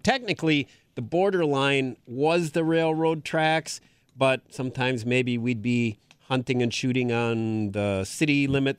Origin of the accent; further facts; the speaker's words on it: Green Bay, Wisconsin, United States; So years ago, I grew up in Green Bay.